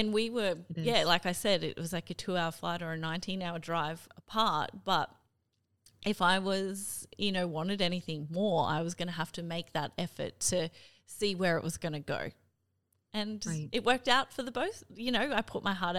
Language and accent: English; Cairns, Queensland, Australia; now in Brisbane, Australia; I'm from Cairns originally, I'm gonna fly home to Cairns